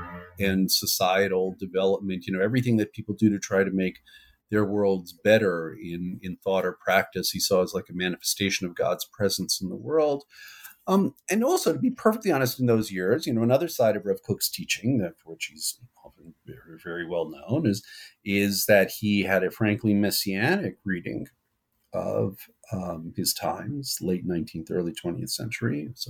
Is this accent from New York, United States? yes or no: yes; New York, United States; Well, I'm from New York originally. I grew up in the west side of Manhattan, as I always say, the pre-gentrified west side of Manhattan. Grew up in the world of modern orthodoxy.